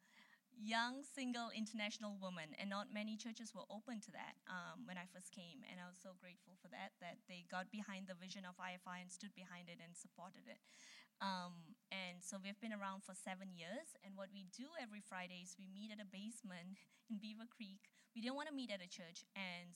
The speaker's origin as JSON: {"language": "English", "country": "Malaysia", "moved": "as an adult", "lives_now": "United States", "said": "I'm from Malaysia"}